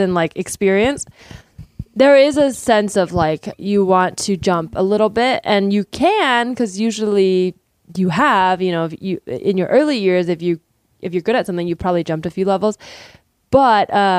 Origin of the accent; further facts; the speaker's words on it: Bay Area, California, United States; I grew up in the Bay Area